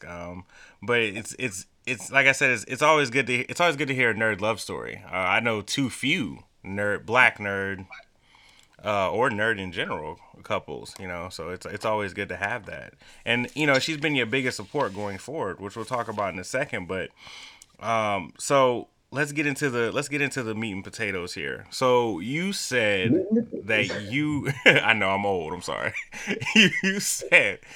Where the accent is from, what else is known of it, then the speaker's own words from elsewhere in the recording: Atlanta, Georgia, United States; I grew up in Atlanta